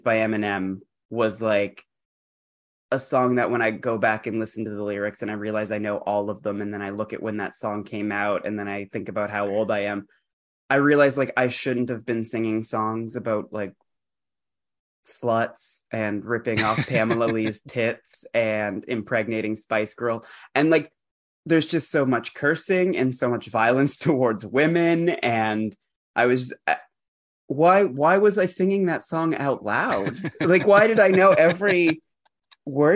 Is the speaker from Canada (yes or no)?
yes; Canada; I grew up in Canada.